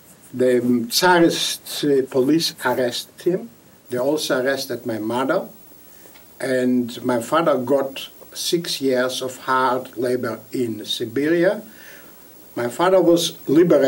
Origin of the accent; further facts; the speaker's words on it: Vilnius, Vilnius County, Lithuania; first language Yiddish; English is a second language; I was born in Vilna the 25th of May 1924.